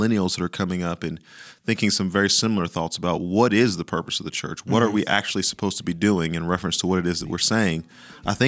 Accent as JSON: {"language": "English", "region": "the South", "country": "United States", "said": "I'm from the South"}